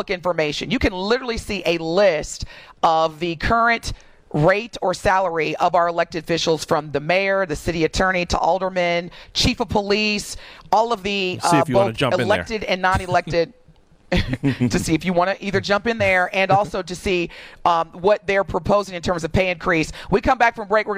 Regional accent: Evansville, Indiana, United States; now in Milwaukee, United States; I'm from Evansville, Indiana

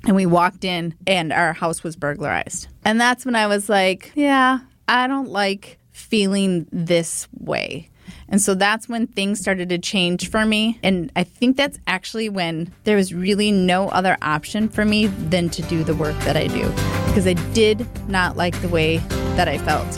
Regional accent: Milwaukee, Wisconsin, United States; this incredible sense of community you had growing up in Milwaukee in our neighborhoods

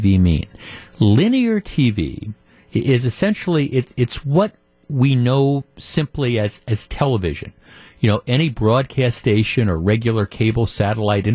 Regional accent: Milwaukee, Wisconsin, United States; growing up in the Milwaukee area

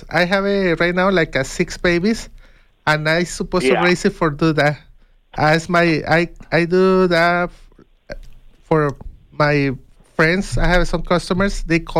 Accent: Mexico; born or raised there; now in Tucson, United States

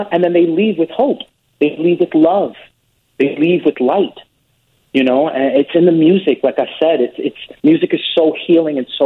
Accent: New York City, New York, United States; I grew up in the Bronx, New York

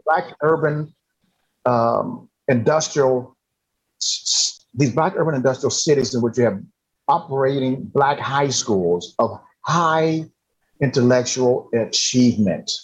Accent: Huntington, West Virginia, United States; moved away as an adult; also born or lived in Washington, District of Columbia, United States; i'm actually back in huntington back in my hometown um, i uh, i'm a third generation black huntingtonian

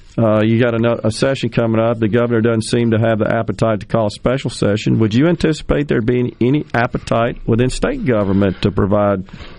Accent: Jackson, Mississippi, United States; I was a long-time resident, born and raised in Jackson

